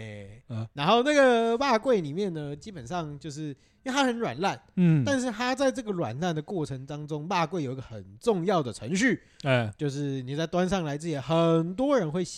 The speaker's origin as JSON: {"language": "Chinese", "region": "Tainan", "country": "Taiwan", "said": "来第一个，第一个，我们台南人的特色。"}